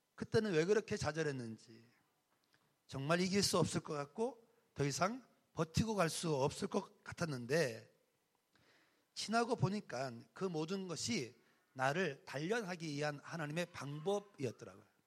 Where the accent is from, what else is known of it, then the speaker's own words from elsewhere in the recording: Jeongseon, Gangwon, South Korea; 저의 고향이 어딘가 하면 강원도 정선 어, 사북이라는 곳입니다.